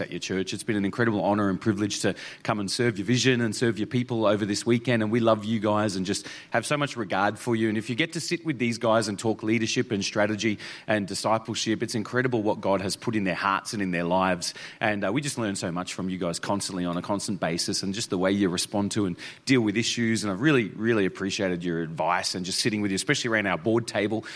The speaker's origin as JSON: {"language": "English", "town": "Toowoomba", "region": "Queensland", "country": "Australia", "tie": "born or raised there", "also_born_or_lived": "Mount Isa", "moved": "yes", "said": "I was actually born in Toowoomba. So, uh, so this is really my hometown."}